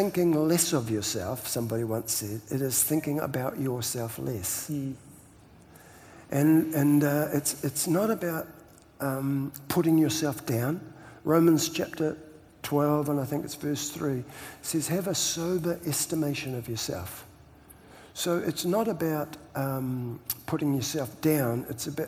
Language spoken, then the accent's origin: English; New Zealand; I'm Kiwi